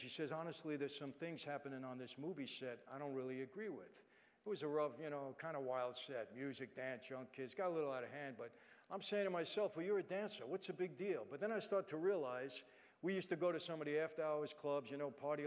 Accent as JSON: {"language": "English", "town": "New York City", "region": "New York", "country": "United States", "moved": "as an adult", "lives_now": "Los Angeles, United States", "said": "I'm not from L.A., I'm from Brooklyn."}